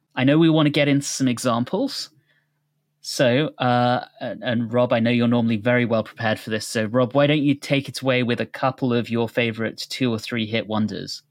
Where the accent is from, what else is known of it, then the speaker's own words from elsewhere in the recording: United Kingdom; now in United States; growing up in the U K